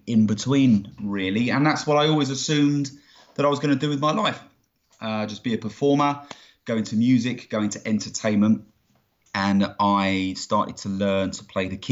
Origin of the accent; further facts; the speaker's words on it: Greater London, United Kingdom; now in Aylesbury, United Kingdom; I was born and raised in Greater London, so the outskirts of London in not-so-sunny England